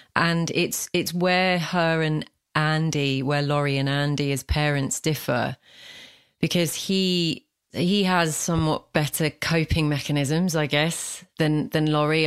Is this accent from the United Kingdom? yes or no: yes; London, Essex, East of England, United Kingdom; accent: London, Essex; my own accent, which is this, you know, London, Essex, where I'm from